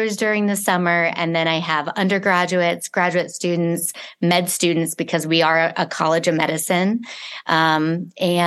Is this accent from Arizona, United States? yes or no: yes; Arizona, United States; moved away as an adult; I was raised here in Arizona